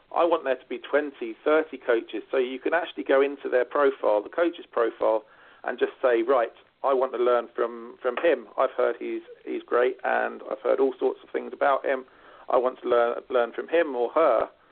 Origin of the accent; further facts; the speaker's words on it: United Kingdom; now in Ireland; being a Brit myself